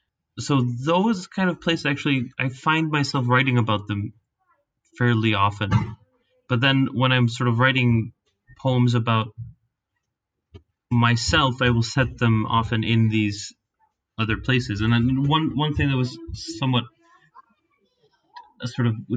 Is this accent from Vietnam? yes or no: no; Reykjavik, Capital Region, Iceland; moved away as an adult; also born or lived in United States; now in Finland; I grew up in Reykjavik